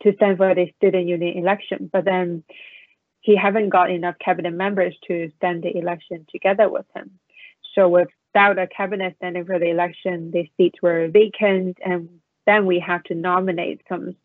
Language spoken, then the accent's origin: English; Hong Kong; moved away as an adult; also born or lived in United States / Beijing, China; now in Washington, D.C., United States; So I was born in the United States and I moved to Hong Kong when I was 7 years old